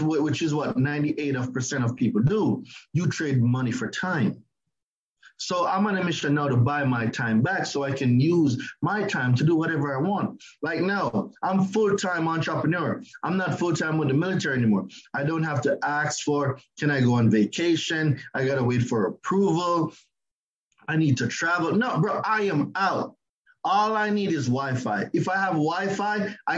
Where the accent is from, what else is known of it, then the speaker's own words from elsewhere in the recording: Jamaica; moved away as an adult; now in United States; I'm Jamaican. I've only been living in the United States going 12 years now.